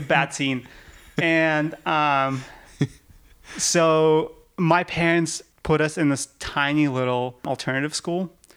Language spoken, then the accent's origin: English; Yekaterinburg, Sverdlovsk Oblast, Russia; now in United States; I grew up in the Yekaterinburg